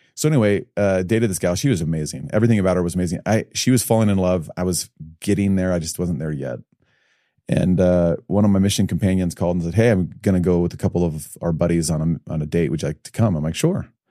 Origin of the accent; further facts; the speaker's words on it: Evanston, Illinois, United States; also born or lived in Highland, Utah; now in Utah, United States; born and raised in Chicago